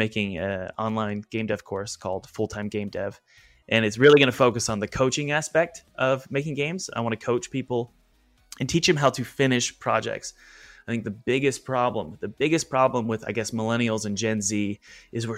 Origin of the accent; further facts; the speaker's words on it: the Bible Belt, Southern United States, United States; I grew up in the Bible Belt